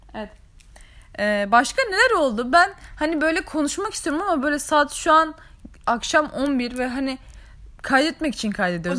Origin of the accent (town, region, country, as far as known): Araklı, Trabzon, Turkey